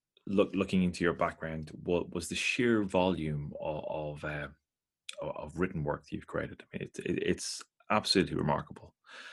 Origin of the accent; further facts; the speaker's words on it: Ireland; I grew up in Ireland in the 90s, which was, you know, very, very Catholic, you know.